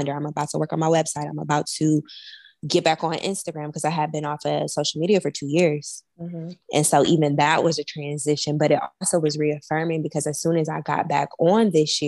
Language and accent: English; Milwaukee, Wisconsin, United States; moved away; I'm from Milwaukee, Wisconsin